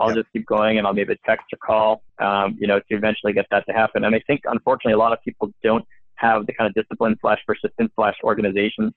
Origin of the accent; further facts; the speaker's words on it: Montreal, Quebec, Canada; now in California, United States; I'm originally from Montreal. I spent about half my life there, half of my life in the U.S.